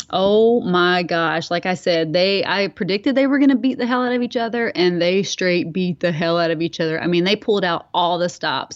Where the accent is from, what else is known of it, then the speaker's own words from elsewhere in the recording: Bowling Green, Kentucky, United States; moved away; I grew up in Bowling Green, Kentucky